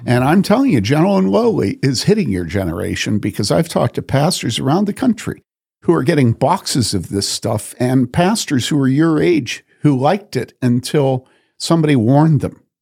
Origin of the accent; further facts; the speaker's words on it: Wheaton, Illinois, United States; I grew up in Wheaton.